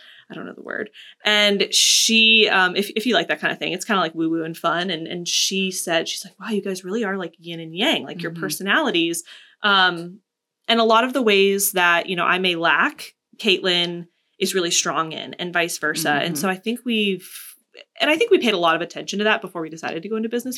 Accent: Florida, United States; now in Columbia, United States; I'm from Florida

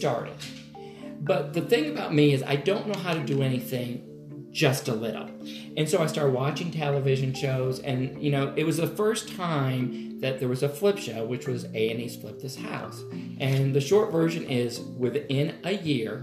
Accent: Connecticut, United States; now in Atlanta, United States; I was born and raised in Connecticut

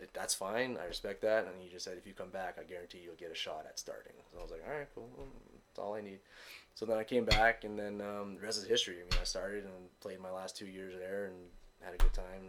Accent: Montreal, Quebec, Canada; I'm from Montreal. So I went back home.

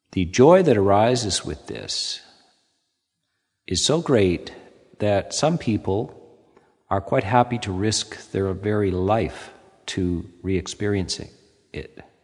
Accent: Canada; being Canadian

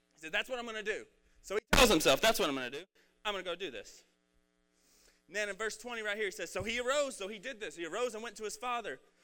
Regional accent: Red Oak, United States; I'm from Red Oak and I have a Red Oak education

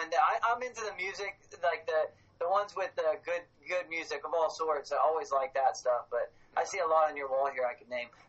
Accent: Dallas, Texas, United States; also born or lived in Fort Worth, Texas; I lived in Fort Worth for a while, dude. Love that. Yeah. Love Fort Worth, really. Born in Dallas, too, I was.

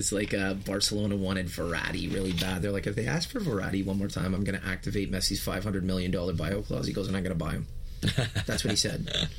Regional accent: Canada; we're three Canadian guys here

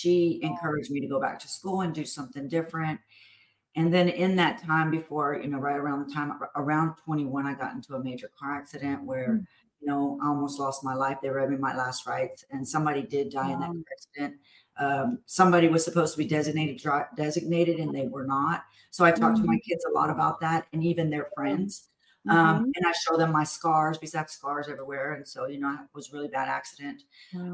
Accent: Houston, Texas, United States; I'm from Houston

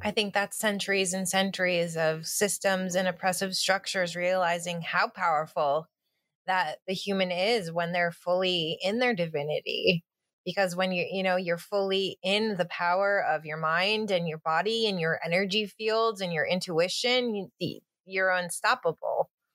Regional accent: Finger Lakes, New York, United States; moved away as an adult; now in suburbs of New York City, United States; I grew up in the Finger Lakes of New York State

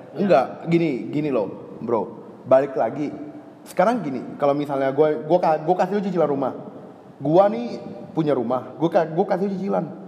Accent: Pontianak, West Kalimantan, Indonesia; now in Jakarta, Indonesia; gua sebagai orang Kalimantan, gua aja merasa gua lebih dekat ke, ke Malaysia

